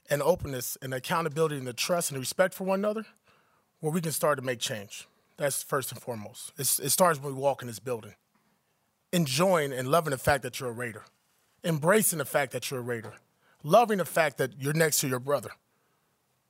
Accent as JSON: {"language": "English", "town": "Compton", "region": "California", "country": "United States", "tie": "born or raised there", "said": "I grew up in Compton, California"}